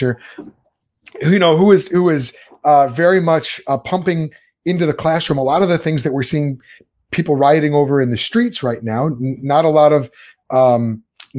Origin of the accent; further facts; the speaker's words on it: Chicago, Illinois, United States; I grew up in Chicagoland